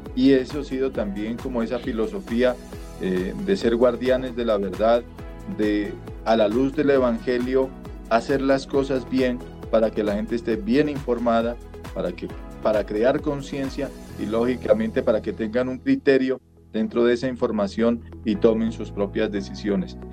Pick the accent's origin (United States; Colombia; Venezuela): Colombia; soy em, colombiano